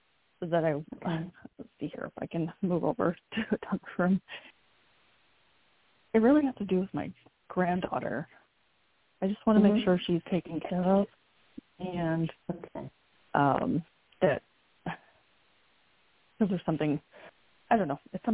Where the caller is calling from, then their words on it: North Carolina, United States; I'm from Missouri. I'm sorry, Missouri. I'm from North Carolina.